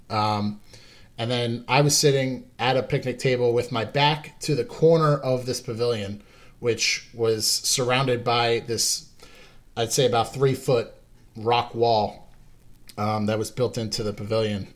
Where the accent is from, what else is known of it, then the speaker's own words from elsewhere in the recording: Long Island, New York, United States; I was born and raised on Long Island